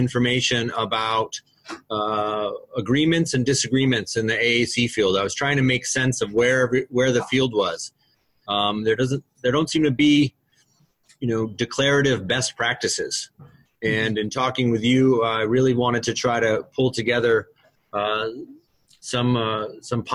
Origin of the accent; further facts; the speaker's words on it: Vermont, United States; I'm from Vermont, and I work in the Essex-Westford School District, which is near Burlington